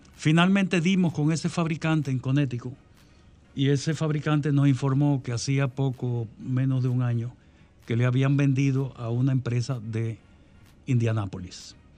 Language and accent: Spanish; Dominican Republic; en mi país, la República Dominicana